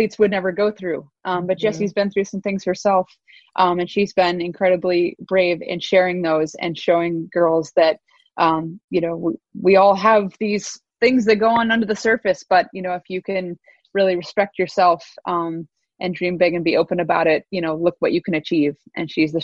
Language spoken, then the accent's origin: English; Anchorage, Alaska, United States; moved away as an adult; now in British Columbia, Canada; I'd come home early to my hometown of Anchorage, Alaska